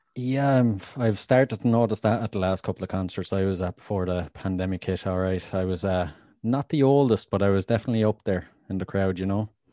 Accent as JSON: {"language": "English", "country": "Ireland", "said": "I'm from Ireland"}